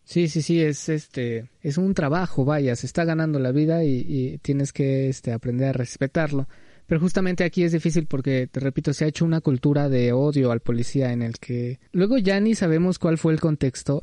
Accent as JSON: {"language": "Spanish", "country": "Mexico"}